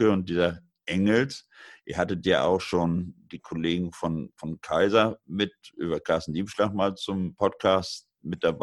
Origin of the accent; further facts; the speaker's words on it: Lower Saxony, Germany; hat der sich aufgemacht an die ostfriesische Küste, an meine Heimat.